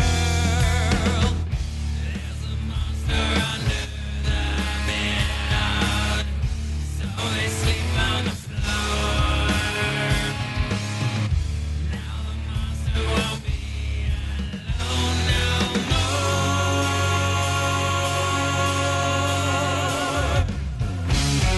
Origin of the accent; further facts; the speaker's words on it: Brampton, Ontario, Canada; also born or lived in Toronto / Aurora; now in rural Ontario, Canada; I spent my childhood in Brampton, but Toronto's my hometown.